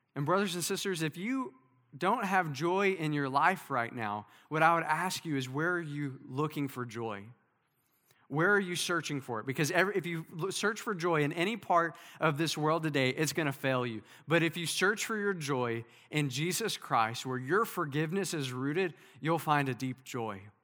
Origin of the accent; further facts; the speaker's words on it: Princeton, Kentucky, United States; my hometown in, in Princeton, Kentucky